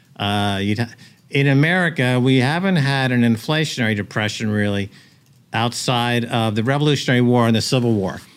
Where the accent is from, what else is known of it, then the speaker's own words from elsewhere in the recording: United States; moved away as an adult; also born or lived in Europe; now in El Salvador; As an American